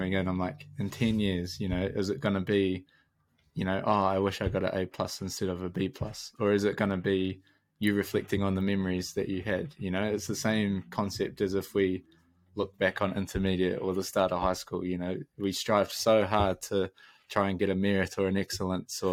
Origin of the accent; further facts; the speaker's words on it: Taranaki, New Zealand; moved away as an adult; now in Dunedin, New Zealand; growing up in Taranaki